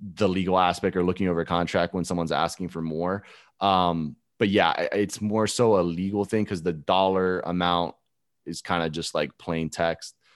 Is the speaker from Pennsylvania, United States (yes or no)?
no; Alabama, United States; born or raised there; moved away as an adult; also born or lived in Gainesville, Florida; now in Tampa, United States